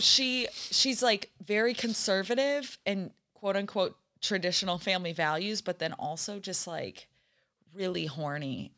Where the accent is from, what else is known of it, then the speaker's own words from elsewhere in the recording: Holland, Michigan, United States; I'm from Holland, Michigan